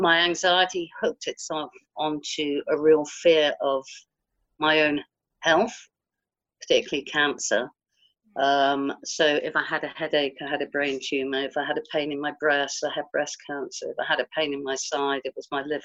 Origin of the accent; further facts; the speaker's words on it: Guildford, South East England, United Kingdom; I'm from Guildford in Surrey